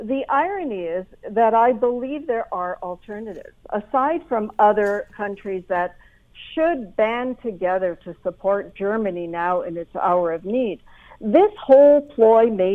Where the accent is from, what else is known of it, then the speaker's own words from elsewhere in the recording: Canada; as a Canadian